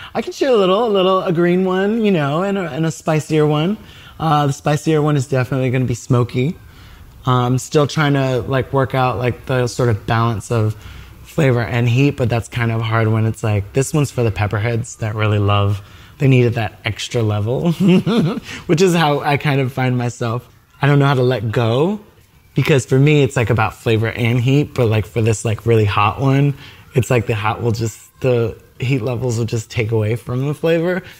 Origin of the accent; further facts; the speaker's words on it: New York City, New York, United States; also born or lived in Harlem, New York; as a New Yorker from well from Brooklyn